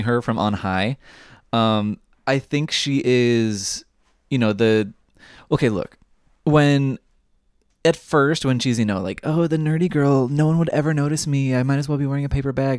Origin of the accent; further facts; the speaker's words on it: Southern California, United States; I grew up in Southern California